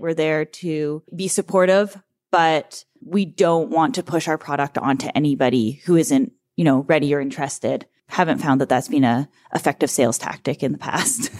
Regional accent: Kamloops, British Columbia, Canada; also born or lived in Vernon; I was born in Vernon when dad was still at Okanagan Springs. We moved to Kamloops, opened the first brewery that we owned in Kamloops, which was Bear Brewing, which was where I grew up

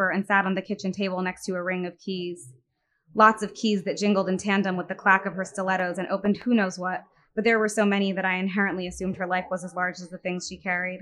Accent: Westchester, New York, United States; growing up in Westchester

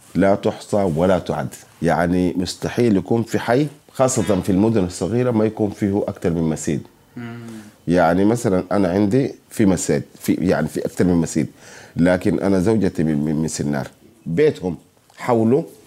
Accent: Sudan; عندنا في السودان

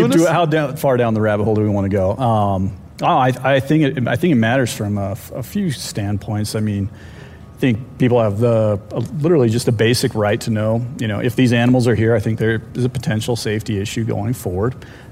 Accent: Steamboat Springs, Colorado, United States; I'm also from Old Steamboat Springs.

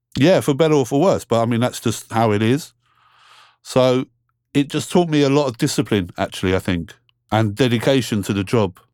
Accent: London, United Kingdom; I grew up here in London, England. Been here my whole life

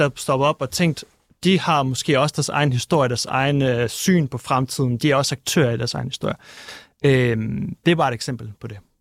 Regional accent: Kyiv, Ukraine; moved away; also born or lived in Crimea; jeg er født i Kiev og boet på Krim og er kommet fra et øh, russisk familie

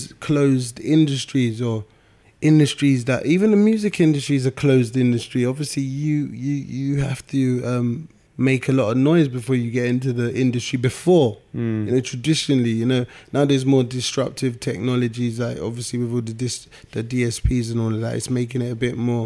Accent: Nigeria; you can't be a doctor, a lawyer, or an accountant because I'm Nigerian.

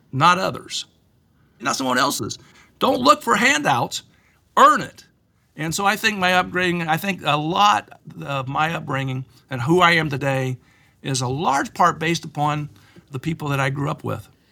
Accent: Plainfield, Indiana, United States; also born or lived in Richmond, Indiana; we moved from Richmond to Plainfield, Indiana

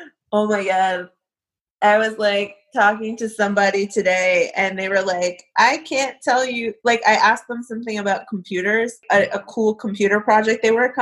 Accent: New Jersey, United States; moved away; I'm from New Jersey originally

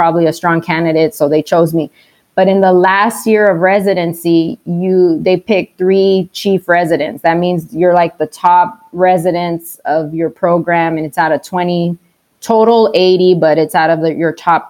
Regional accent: Texas, United States; moved away as an adult; now in Arizona, United States; I'm from Texas

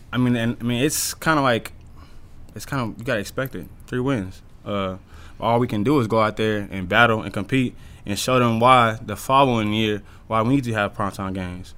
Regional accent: Dallas, Texas, United States; moved away; I'm from Dallas

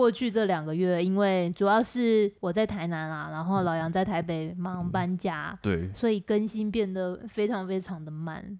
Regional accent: Shanghai, China; 因为我是上海人啊，怎么样？

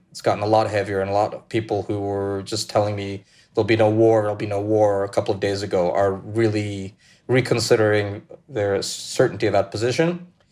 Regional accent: New York City, New York, United States; moved away as an adult; also born or lived in Uzbekistan / Moscow, Russia / Ukraine; now in Paris, France; I grew up in New York City, in the Russian diaspora, and speaking Russian at home.

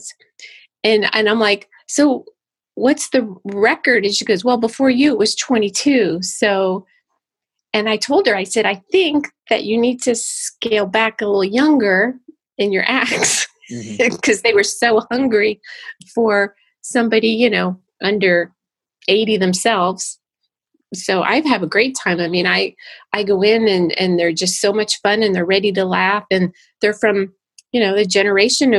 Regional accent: Florida, United States; moved away as an adult; also born or lived in Los Angeles; we have family here because I grew up in Florida

